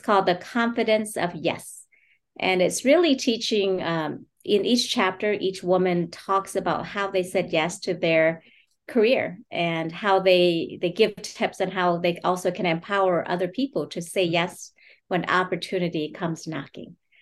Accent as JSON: {"language": "English", "country": "United States", "tie": "born or raised there", "said": "my journey as a refugee and my family's experience growing up in America"}